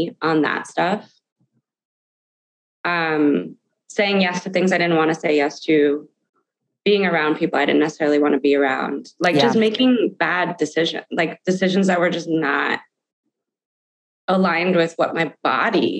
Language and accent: English; New Canaan, Connecticut, United States; I have friends that I grew up with in New Canaan, Connecticut, who've known me my whole life